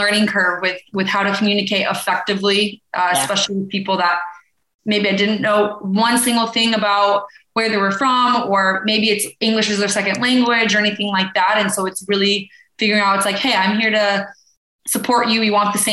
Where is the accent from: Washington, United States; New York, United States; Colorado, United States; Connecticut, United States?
Colorado, United States; Boulder; moved away as an adult; I grew up in Boulder, Colorado